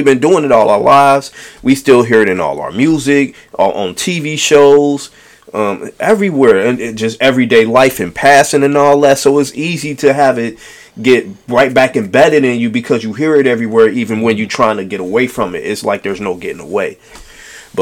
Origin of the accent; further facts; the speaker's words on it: United States; I was born in America